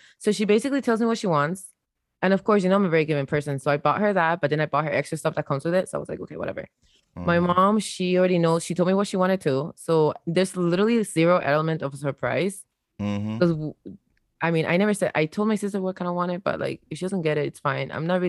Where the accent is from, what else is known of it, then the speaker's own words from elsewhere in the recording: Havana, Cuba; a privileged Cuban child. I'm not even gonna front. I was, you know, I wasn't from the streets. I was from La Habana.